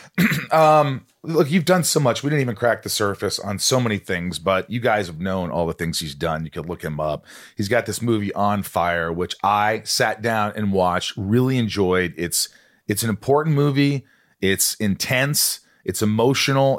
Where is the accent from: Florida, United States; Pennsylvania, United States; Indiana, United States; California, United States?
Indiana, United States; born or raised there; also born or lived in New York